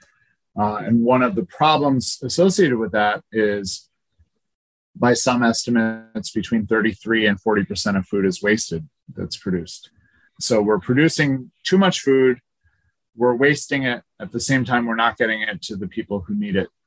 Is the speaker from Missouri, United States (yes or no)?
no; Scranton, Pennsylvania, United States; I grew up near Scranton, Pennsylvania, beautiful Scranton, which is landfill country